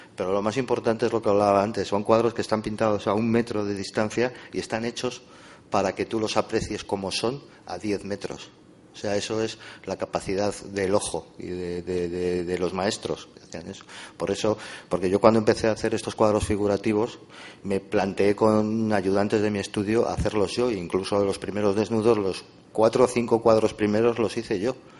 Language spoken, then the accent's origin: Spanish; Madrid, Community of Madrid, Spain; los dos somos de Madrid